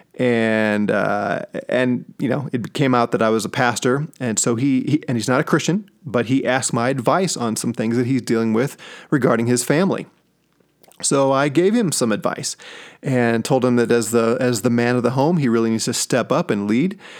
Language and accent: English; St. Louis, Missouri, United States; now in Colorado Springs, United States; I'm from Saint Louis, and I'm a huge Saint Louis Cardinals fan.